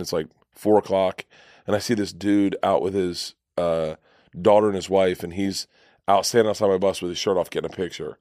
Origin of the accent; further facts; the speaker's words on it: Florida, United States; I grew up in Florida